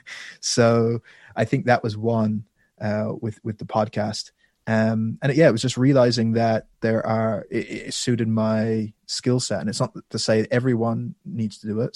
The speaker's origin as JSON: {"language": "English", "country": "Ireland", "tie": "born or raised there", "also_born_or_lived": "London"}